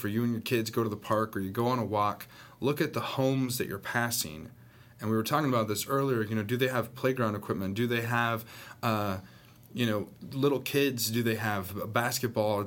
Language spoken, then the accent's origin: English; Northern California, United States; also born or lived in Southern Arkansas; now in Arkansas, United States; I grew up in Northern California